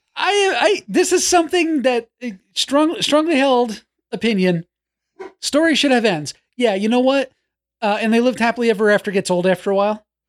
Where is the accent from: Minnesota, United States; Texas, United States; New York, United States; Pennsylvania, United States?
New York, United States; When I was growing up in New York